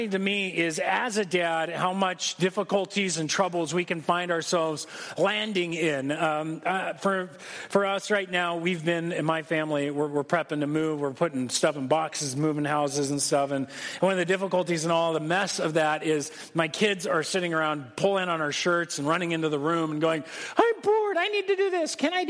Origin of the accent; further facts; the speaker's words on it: United States; As an American